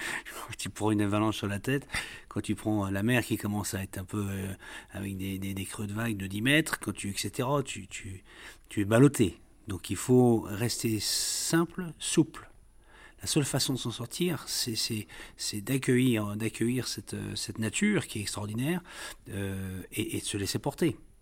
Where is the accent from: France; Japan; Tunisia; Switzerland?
France; the Nord, Hauts-de-France; moved away as an adult; also born or lived in Rhône-Alpes; j'ai quitté le Nord, c'est pas pour rien d'ailleurs. Quand à 26 ans, je cherche un travail